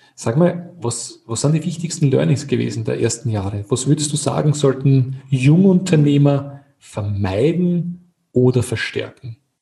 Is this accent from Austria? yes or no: yes; Austria; als Österreicher